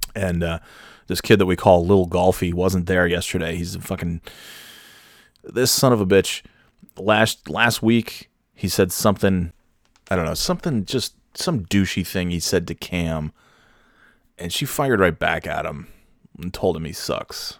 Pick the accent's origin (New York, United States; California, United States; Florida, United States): New York, United States; I'm from New York, so I speak the Kings